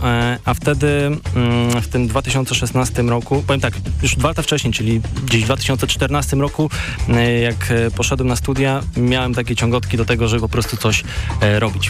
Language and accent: Polish; Koszalin, West Pomeranian Voivodeship, Poland; ja jestem właśnie z Koszalina, z tych stron